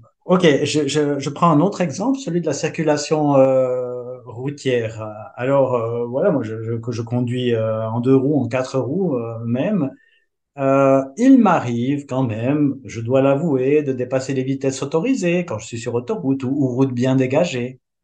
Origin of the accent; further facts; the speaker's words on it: Switzerland; je suis suisse